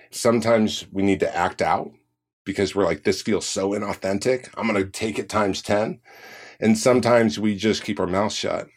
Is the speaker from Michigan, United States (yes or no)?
no; Orange County, California, United States; I grew up in Orange County